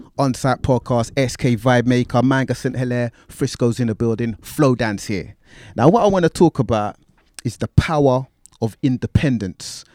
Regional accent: London, United Kingdom; growing up in Tottenham

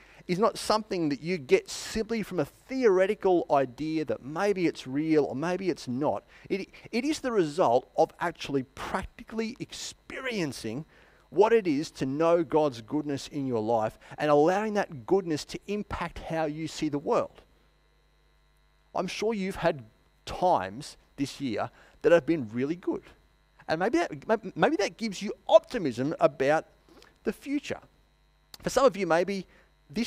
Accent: Queensland, Australia; now in Wangaratta, Australia; I'm just set in my ways as a Queenslander

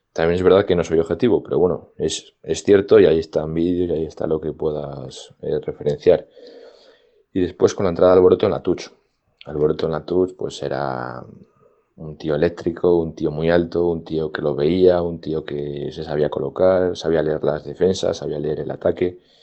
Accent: Valladolid, Castile and León, Spain; also born or lived in Medina de Rioseco / Madrid; nos trasladamos la familia entera desde Río Seco a Valladolid a vivir y empezamos aquí en un nuevo colegio

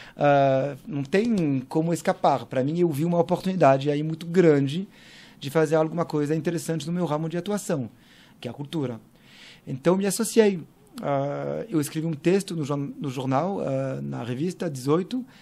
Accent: Paris, Île-de-France, France; Portuguese is a second language; moved away as an adult; now in São Paulo, Brazil; E eu nasci em Paris, uh, em 80

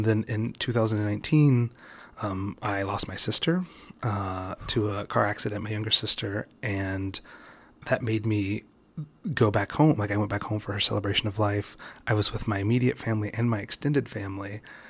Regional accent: West Virginia, United States; I grew up in West Virginia. I'm biracial.

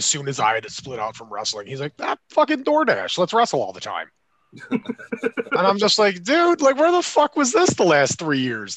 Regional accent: Michigan, United States; We're from Michigan.

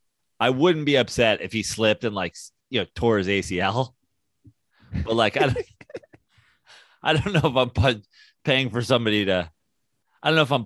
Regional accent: New York, United States; as a New Yorker

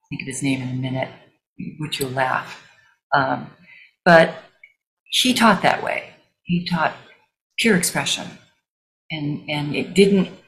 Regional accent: Missouri, United States; I grew up in Missouri, and my mother used to take us to revival tents

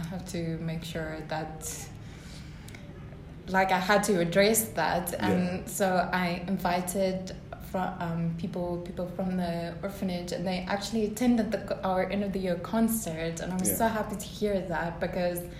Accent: South Africa; being a South African

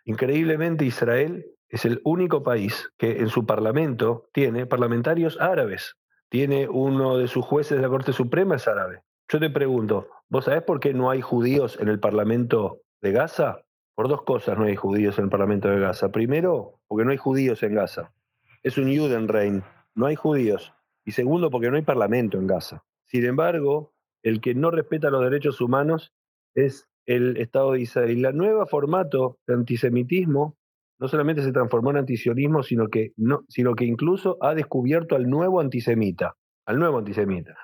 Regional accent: Buenos Aires, Argentina; yo nací, en Buenos Aires, al igual que mis padres, al igual que mis hijos, al igual que mis nietos somos argentinos

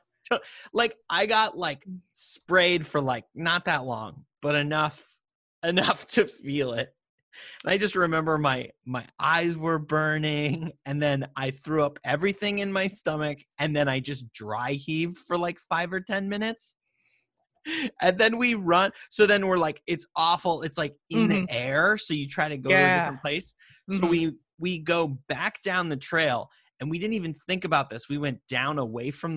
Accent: Montana, United States; We grew up in Montana. I was hiking with my parents

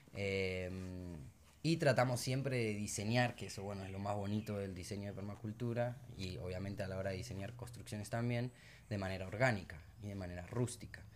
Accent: Buenos Aires, Argentina; moved away as an adult; also born or lived in Sierra Nevada de Santa Marta, Colombia; now in Minca, Colombia; yo soy de Argentina, eh, de Buenos Aires

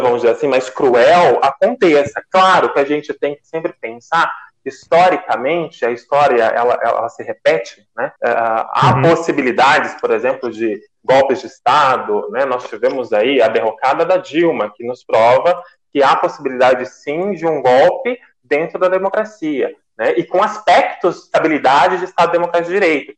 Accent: Mogi Mirim, São Paulo, Brazil; sou da cidade de Mojimirim

